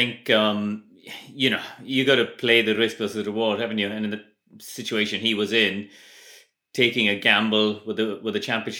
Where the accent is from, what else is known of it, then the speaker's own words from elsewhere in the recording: Chennai, Tamil Nadu, India; We were in our guest bedroom at my parents' house where we were growing up in Madras.